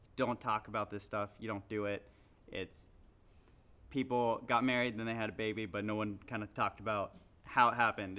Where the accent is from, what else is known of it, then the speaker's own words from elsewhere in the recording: the South, United States; I grew up in the South, Middle Eastern family